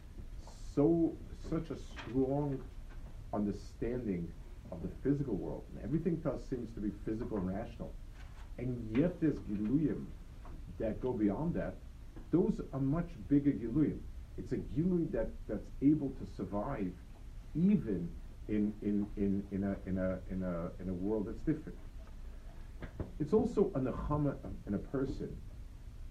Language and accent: English; New York City, New York, United States; Near where I grew up on the Lower East Side, so the yeshiva was two blocks away from my house